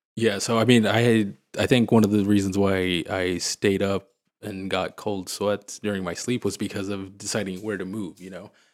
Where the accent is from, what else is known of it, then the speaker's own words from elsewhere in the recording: Missouri, United States; moved away as an adult; also born or lived in Springfield, Missouri; now in Houston, United States; I grew up in Missouri